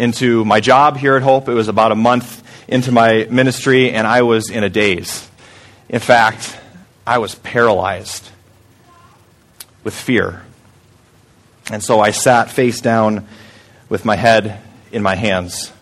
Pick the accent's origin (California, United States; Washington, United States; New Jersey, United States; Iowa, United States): Iowa, United States; Story City; moved away; I'm just a small town guy from Story City, Iowa.